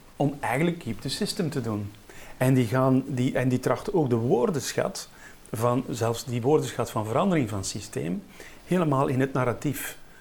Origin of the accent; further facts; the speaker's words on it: Ghent, Flanders, Belgium; Ik kom uit Gent.